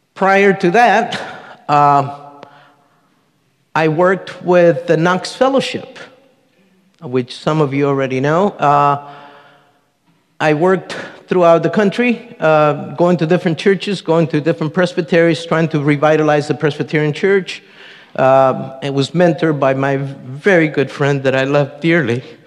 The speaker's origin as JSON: {"language": "English", "country": "Colombia", "tie": "born or raised there", "also_born_or_lived": "Marin County, California", "moved": "yes", "said": "I was born in Colombia, South America, the youngest of a family of 10"}